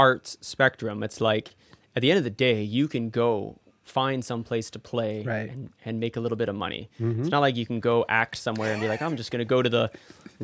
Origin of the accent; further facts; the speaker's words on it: Calgary, Alberta, Canada; moved away as an adult; also born or lived in Toronto; I grew up in Calgary, Alberta